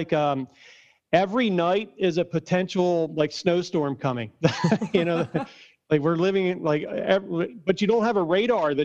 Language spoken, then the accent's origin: English; Norristown, Pennsylvania, United States; I'm from Norristown myself. I'm born and raised from Norristown, right outside of Philly